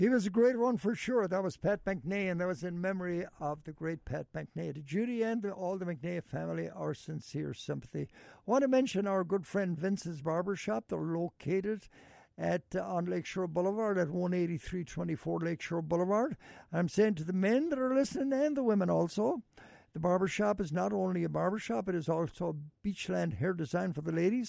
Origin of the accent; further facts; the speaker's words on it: Ireland; We Irish